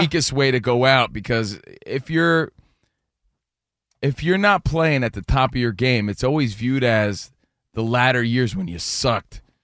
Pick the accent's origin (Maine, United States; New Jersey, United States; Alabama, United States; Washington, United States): New Jersey, United States; Union; moved away as an adult; now in Los Angeles, United States; I'm from Union, New Jersey